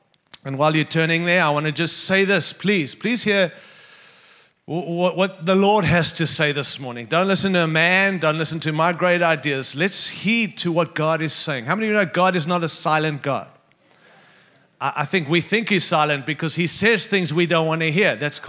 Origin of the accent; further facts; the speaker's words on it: Denver, Colorado, United States; going to sound like I'm from Denver, Colorado, but I am. And that's not in Canada